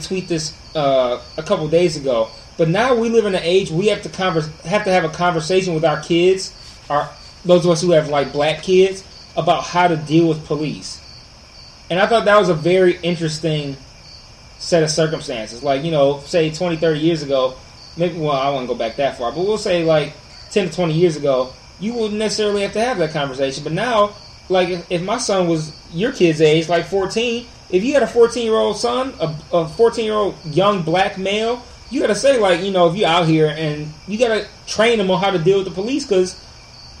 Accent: Detroit, Michigan, United States; I went to Detroit Public Schools, I stayed in Detroit.

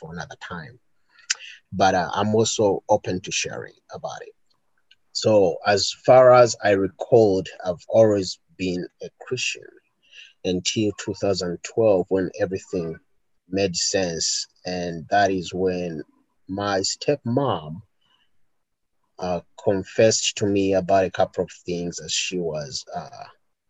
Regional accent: Kampala, Central Region, Uganda; moved away as an adult; also born or lived in Olympia, Washington / Tacoma, Washington; now in Pierce County, United States; I grew up in Kampala

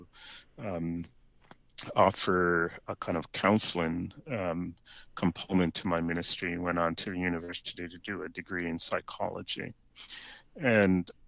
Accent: Jamaica; moved away as an adult; now in Canada; I was born in Jamaica, raised, as you mentioned, in the Anglican Church

